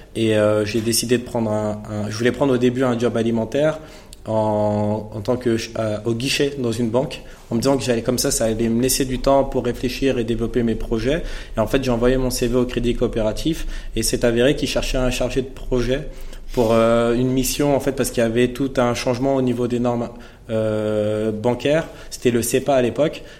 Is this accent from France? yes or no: yes; Villepinte, Île-de-France, France; je suis originaire de Villepinte, dans le 93